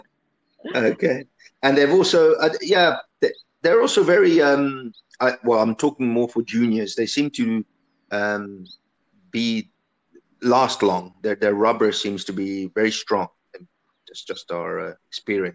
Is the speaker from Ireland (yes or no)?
no; Italy; now in South Africa; I grew up in Italy